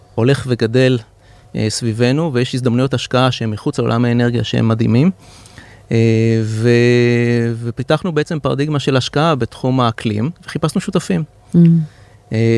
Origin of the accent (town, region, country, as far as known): Israel